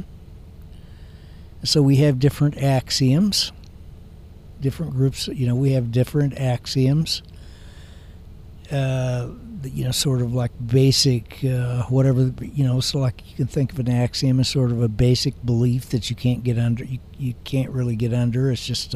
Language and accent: English; United States; I'm an American